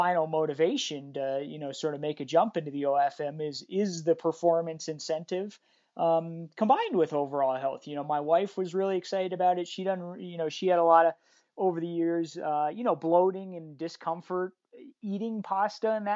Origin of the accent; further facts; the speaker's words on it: Evergreen, Colorado, United States; I grew up right here. Same, I live in Evergreen, Colorado